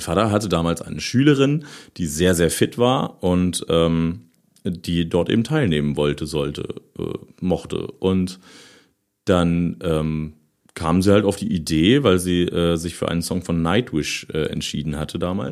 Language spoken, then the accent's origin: German; Osterode am Harz, Lower Saxony, Germany; Ich bin äh, in Osterode geboren, aber dann so, so äh, zwei, drei Kilometer außerhalb irgendwie aufgewachsen